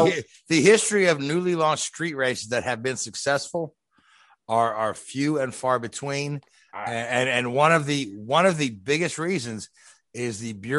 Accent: New Jersey, United States; I grew up in Jersey.

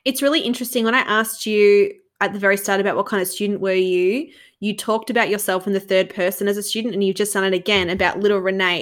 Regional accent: Australia; as an Australian

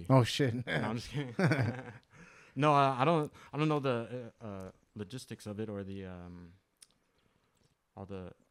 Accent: Henderson, Nevada, United States; moved away; also born or lived in Upland, California; I grew up out there in Henderson.

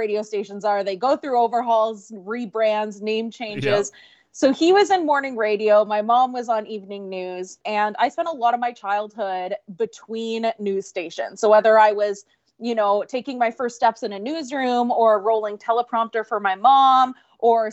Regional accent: Regina, Saskatchewan, Canada; I was born in Regina, Saskatchewan

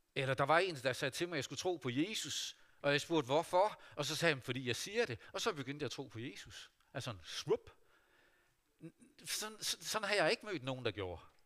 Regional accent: Vestervig, North Denmark Region, Denmark; Da jeg var barn og ung menneske hjemme i Vestervig

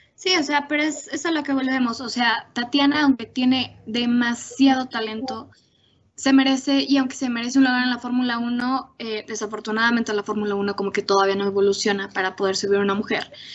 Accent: Mexico; como mexicanas

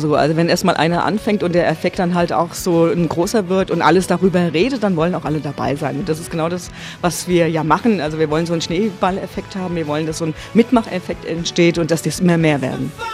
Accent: Frankfurt am Main, Hesse, Germany; ich bin ja Frankfurter Mädchen

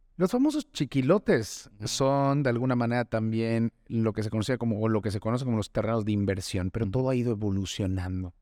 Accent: Yucatán, Mexico; yo soy yucateco, yo crecí en el sur del estado

